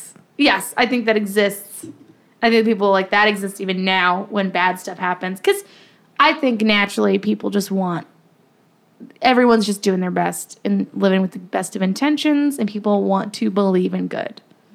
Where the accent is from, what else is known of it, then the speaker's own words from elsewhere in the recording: Ireland; We used to have flowers like this back in Ireland.